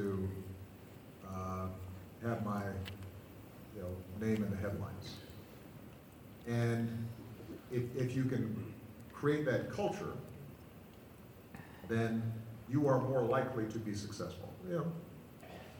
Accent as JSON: {"language": "English", "region": "Hawaii", "country": "United States", "tie": "born or raised there", "said": "I grew up in Hawaii, and our school, we ended up being the state champions on the basketball team"}